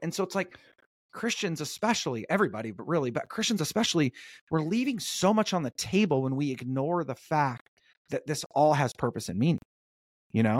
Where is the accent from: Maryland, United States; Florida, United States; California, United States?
California, United States; North Orange County, Southern; I grew up in a pretty, uh, chill, uh, suburban town in North Orange County.